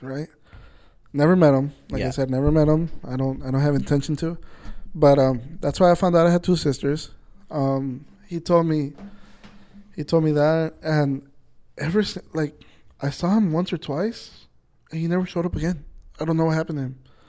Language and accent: English; Nayarit, Mexico; I'm from Nayarit. That's where my, shout out Nayarit, shout out Coras. that's where my mom and my parents are from.